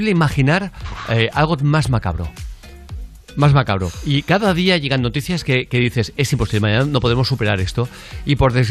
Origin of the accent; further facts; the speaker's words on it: Valencia, Valencian Community, Spain; Buenos días, soy … de Valencia.